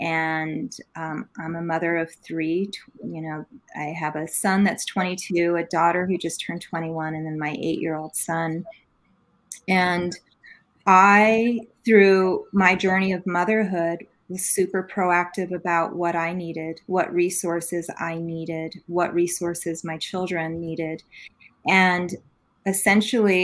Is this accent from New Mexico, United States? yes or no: yes; New Mexico, United States; I'm born and raised native girl here from New Mexico. And I grew up in a rural part of the state